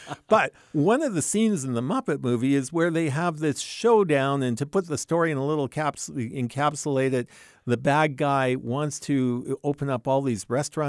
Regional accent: Vancouver, British Columbia, Canada; born there; also born or lived in Alberta; I was born in Vancouver, British Columbia. And then my dad kind of lost his job. His company went on strike forever, basically. And so finally, a relative said, hey, why don't you move out to the Canadian prairies?

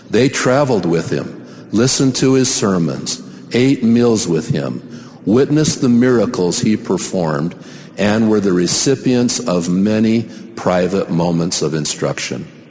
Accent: Salt Lake Valley, Utah, United States; From my earliest days growing up in the Cottonwood Stake in the Salt Lake Valley

